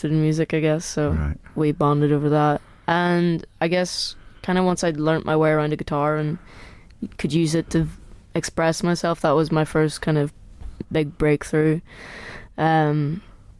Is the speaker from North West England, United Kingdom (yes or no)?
no; Derry, Northern Ireland, United Kingdom; moved away; also born or lived in Belfast / Lisburn / Manchester / London; My earliest memories growing up, probably actually they weren't in Derry. I was born in Belfast